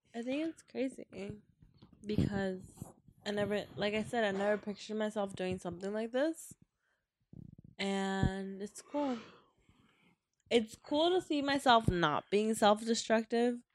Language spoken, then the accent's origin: English; Mexico; now in United States; I'm Mexicana. Like I was born in Mexico.